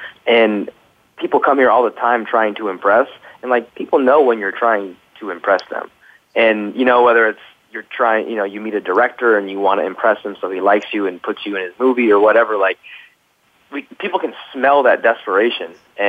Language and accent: English; Midwest, United States; moved away as an adult; now in Los Angeles, United States; I'm from the Midwest. Sometimes instead of saying going to, we say gonna.